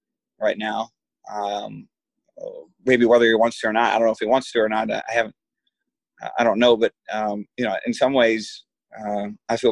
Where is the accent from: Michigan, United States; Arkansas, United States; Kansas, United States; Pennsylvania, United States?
Michigan, United States; I come from Michigan